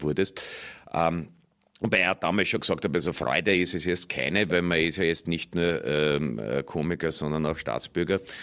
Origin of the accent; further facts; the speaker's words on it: Austria; als Österreicher